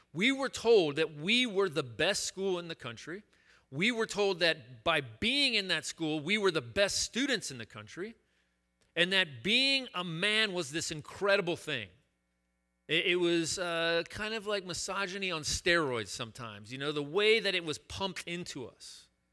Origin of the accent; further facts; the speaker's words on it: Chattanooga, Tennessee, United States; I attended this boys' school in my hometown of Chattanooga, Tennessee